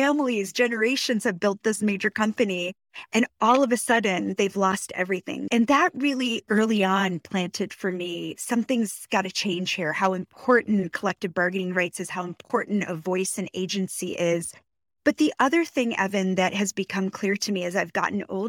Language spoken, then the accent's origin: English; Rochester, New York, United States; My family immigrated to Rochester, New York in 1975.